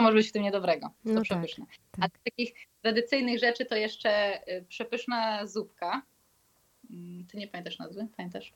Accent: Poland; skąd jesteśmy, mówiliśmy, że z Polski

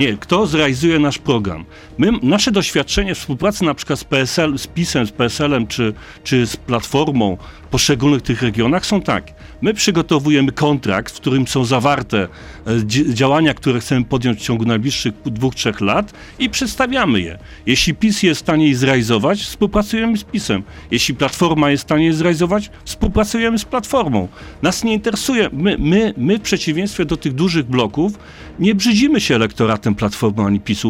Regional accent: Lower Silesian Voivodeship, Poland; ja jestem z Dolnego Śląska

